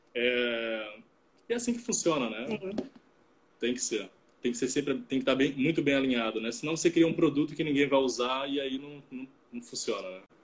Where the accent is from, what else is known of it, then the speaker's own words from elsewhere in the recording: Salvador, Bahia, Brazil; moved away as an adult; also born or lived in Rio de Janeiro; now in Vitória, Brazil; sou natural de Salvador, mas é, os últimos seis anos eu morei no Rio de Janeiro, e, mas agora eu estou indo morar em Vitória